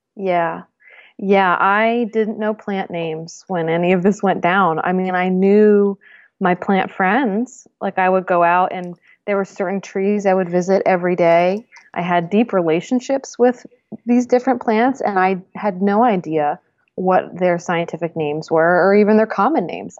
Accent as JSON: {"language": "English", "region": "Northeast", "country": "United States", "tie": "born or raised there", "said": "I grew up in the Northeast in a academic family"}